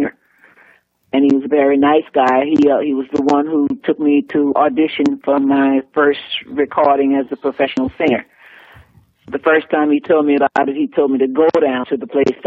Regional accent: New Orleans, Louisiana, United States; growing up in New Orleans

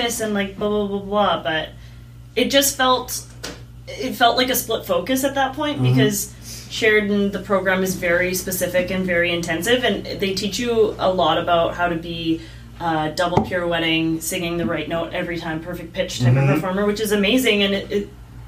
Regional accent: Saskatchewan, Canada; I grew up in Saskatchewan

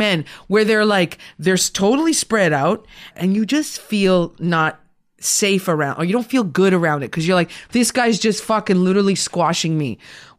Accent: Sudbury, Ontario, Canada; did my thesis on women who worked at a mining company in Sudbury during World War II. Okay. That's my hometown.

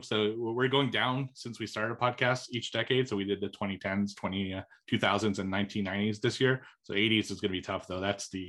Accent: Montreal, Quebec, Canada; I grew up in Montreal

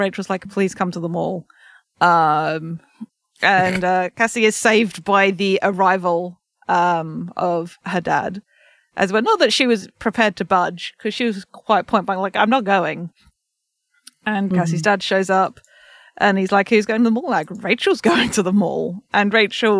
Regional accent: England, United Kingdom; As an English person

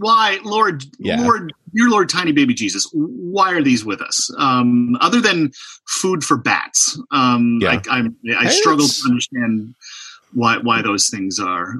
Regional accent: De Pere, Wisconsin, United States; moved away as an adult; now in Oshkosh, United States; I grew up in De Pere, Wisconsin, up in the shadow of Green Bay, home of the Green Bay Packers.

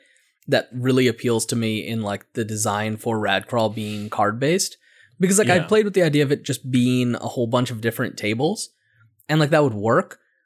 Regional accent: Connecticut, United States; we're from Connecticut, we don't say D's. When we say a T, we say it D, and when we say a D, we don't.

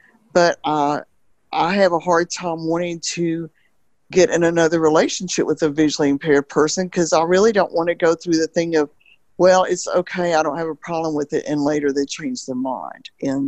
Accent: Alabama, United States; No, I'm from Alabama.

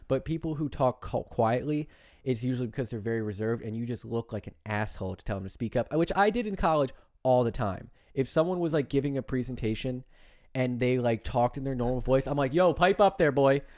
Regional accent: New Jersey, United States; I'm from Jersey.

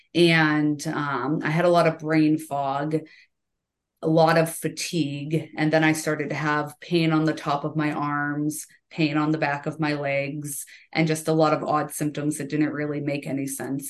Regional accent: Central Massachusetts, United States; now in Stowe, Vermont, United States; I grew up in Massachusetts, uh, in Central Mass, and we had a summer place on Cape Cod

